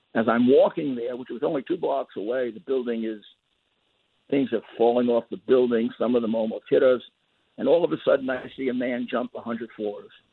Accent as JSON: {"language": "English", "town": "New York City", "region": "New York", "country": "United States", "said": "I came from Brooklyn"}